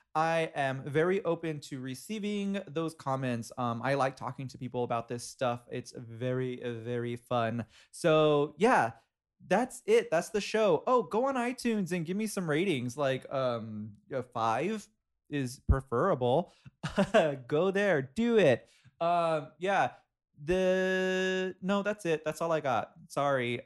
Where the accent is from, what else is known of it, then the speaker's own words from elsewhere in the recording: Inglewood, California, United States; I grew up in Inglewood